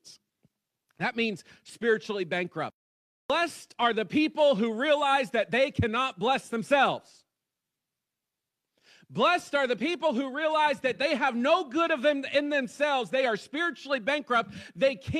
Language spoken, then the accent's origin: English; West Virginia, United States; I'm from West Virginia